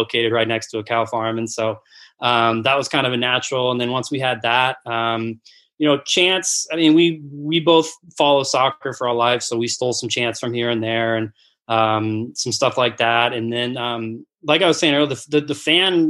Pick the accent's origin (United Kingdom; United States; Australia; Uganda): United States; Massachusetts; moved away; I was fortunate enough to kind of be in an area of Massachusetts